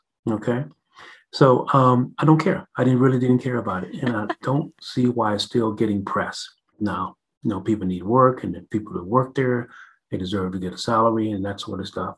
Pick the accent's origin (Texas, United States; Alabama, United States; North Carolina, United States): Texas, United States; Northeast; also born or lived in California; now in Colorado, United States; I grew up in Northeast Texas